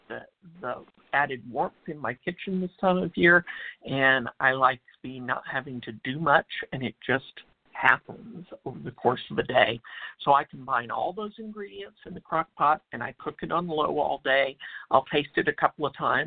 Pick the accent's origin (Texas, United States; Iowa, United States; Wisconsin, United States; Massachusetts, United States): Texas, United States; I'm from Texas where it's black-eyed peas